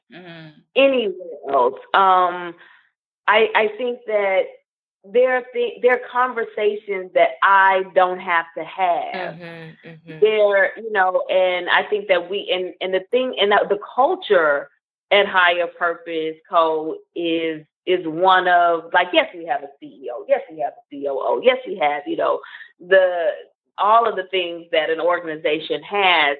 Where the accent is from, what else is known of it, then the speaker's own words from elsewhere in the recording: Clarksdale, Mississippi, United States; moved away; also born or lived in Alabama / Virginia; I grew up in Clarksville, Mississippi